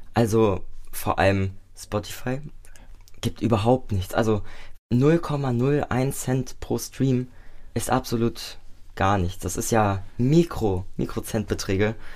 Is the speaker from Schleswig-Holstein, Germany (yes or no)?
no; Nackenheim, Rhineland-Palatinate, Germany; also born or lived in Mainz; Nicht in Mainz, ich komme aus Nackenheim ursprünglich und da bin ich auch aufgewachsen.